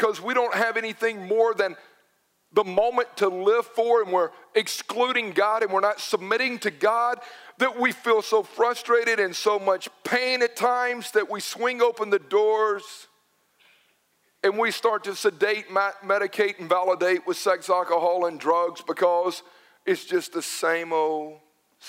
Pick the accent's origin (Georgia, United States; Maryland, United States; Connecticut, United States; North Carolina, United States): Georgia, United States; Newnan; Growing up in Noonan